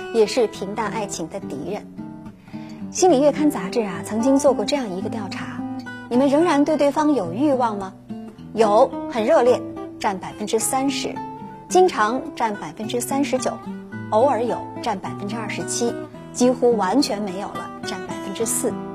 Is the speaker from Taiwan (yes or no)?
no; China; 我们中国人